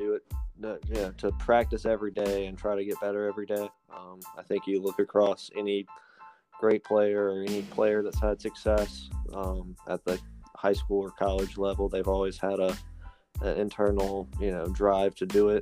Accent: Greenville, United States; growing up in Greenville, lacrosse is, you know, obviously, you know, not a very popular sport

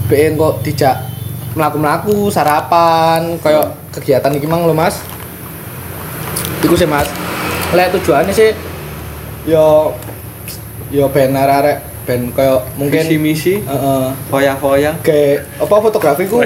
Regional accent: Mojoagung, East Java, Indonesia; asal dari Jombang, Mojo Agung.

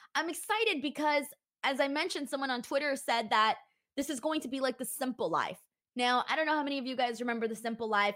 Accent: Los Angeles, California, United States; I was born in Los Angeles

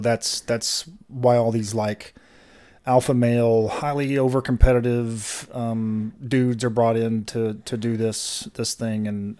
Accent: Nashville, Tennessee, United States; So I grew up near Opry Mills Mall in Nashville, sure.

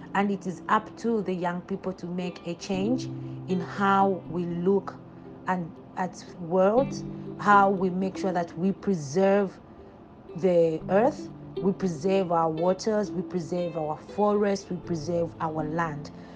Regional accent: Zambia; I'm from Zambia

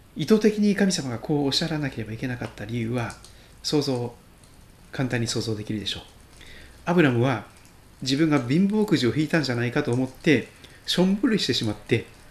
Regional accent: Shikoku, Kochi, Japan; moved away as an adult; also born or lived in Toyohashi, Aichi; now in Sugito, Japan; 四国の高知県で生まれ育ちました二十歳まで高知にいました

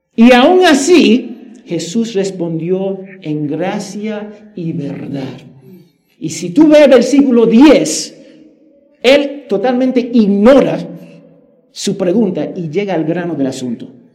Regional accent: New Jersey, United States; moved away; en mi tierra, en los Estados Unidos, en Nueva Jersey

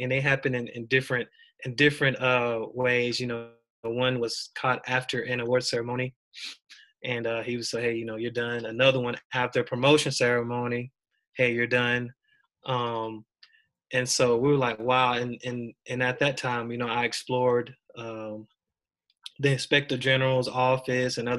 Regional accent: Deep South, United States; moved away as an adult; I grew up in the Deep South as well

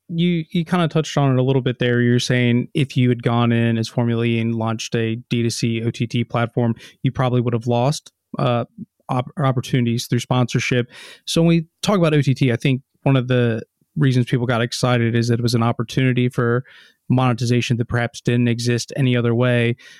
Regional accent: United States; moved away; as an American

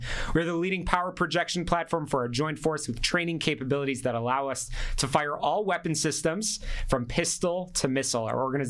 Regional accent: Chicago, Illinois, United States; now in Fort Bliss, United States; I am actually originally from Chicago. I'm a mobilized Army reservist here on Fort Bliss

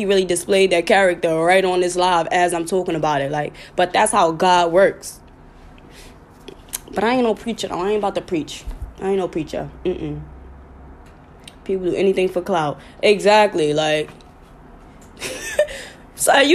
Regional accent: New York, United States; I'm from New York

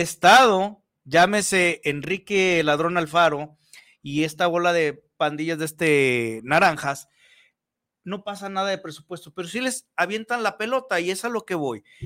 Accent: Mexico; como buenos mexicanos

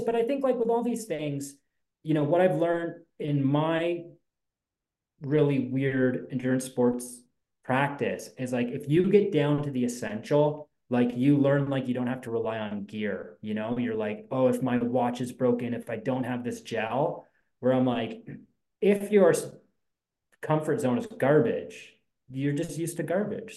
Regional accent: Ontario, Canada; we're from Ontario

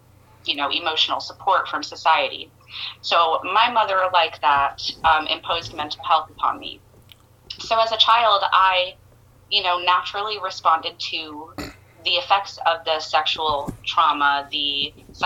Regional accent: Tampa, Florida, United States; I am from Tampa, Florida

